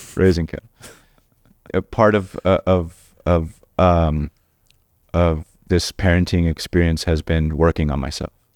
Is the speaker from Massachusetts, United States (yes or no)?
no; Orange County, California, United States; also born or lived in Anaheim / Boyle Heights, Los Angeles; I grew up in Orange County